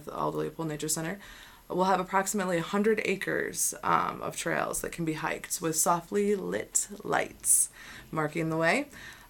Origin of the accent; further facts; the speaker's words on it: Wisconsin, United States; accent: Wisconsin; Without my Wisconsin accent, too.